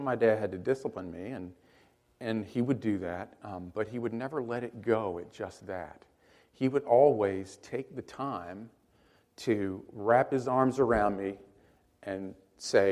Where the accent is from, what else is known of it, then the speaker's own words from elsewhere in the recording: Hattiesburg, Mississippi, United States; I got a full scholarship to a little college in my hometown called William Carey College